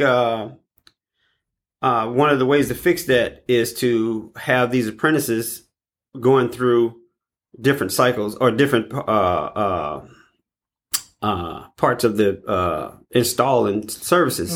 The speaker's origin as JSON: {"language": "English", "town": "East St. Louis", "region": "Illinois", "country": "United States", "tie": "born or raised there", "said": "I was born and raised in East St. Louis."}